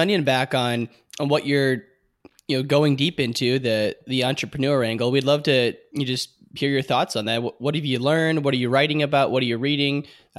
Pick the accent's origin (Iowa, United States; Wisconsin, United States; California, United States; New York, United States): Iowa, United States; Iowa City; I grew up near Iowa City, Iowa, and that's a similar type of feel.